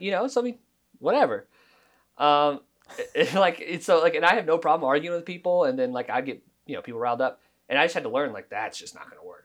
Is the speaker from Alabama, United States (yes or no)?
no; Oklahoma, United States; growing up in Oklahoma